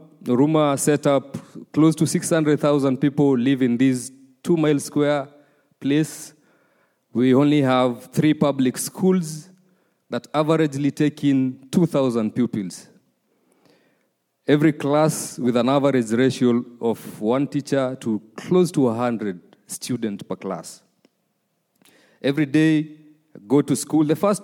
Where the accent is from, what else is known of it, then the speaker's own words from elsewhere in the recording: Uruma, Okinawa, Japan; English is a second language; I was raised in Uruma. The story starts some years back. Very early age of my upbringing, I was the firstborn in a family of five. There's a lot of pressure back in our country when you're a firstborn.